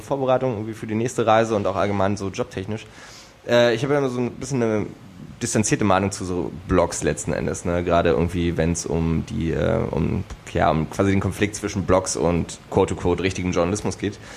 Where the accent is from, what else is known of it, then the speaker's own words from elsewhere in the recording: eastern Germany, Germany; now in Berlin, Germany; Also ich komme ja ursprünglich aus dem Osten.